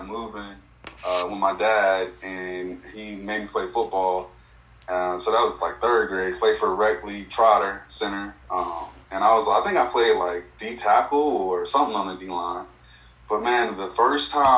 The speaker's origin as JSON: {"language": "English", "town": "Greensboro", "region": "North Carolina", "country": "United States", "tie": "born or raised there", "also_born_or_lived": "Robersonville, North Carolina", "said": "I'm from Robertsonville, North Carolina, born and raised"}